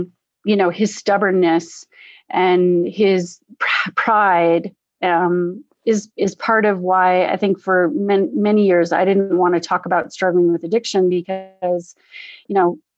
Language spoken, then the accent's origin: English; Norfolk, Virginia, United States; born there; also born or lived in Scotland; I was born in Norfolk, Virginia. My father was in the Navy, and but he'd been stationed in Scotland. So I was born here in the US, and then we spent the first year of my life in Scotland